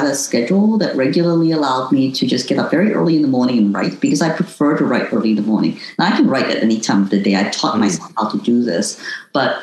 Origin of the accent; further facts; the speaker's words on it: Hong Kong; moved away; also born or lived in United States; having been born in Hong Kong and not as a local Chinese, but considered foreign as an Indonesian citizen